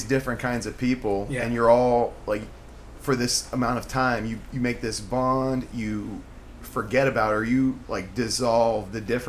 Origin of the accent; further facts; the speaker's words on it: Bloomington, California, United States; I grew up in SoCal. Yeah. In the fucking Inland Empire in the desert.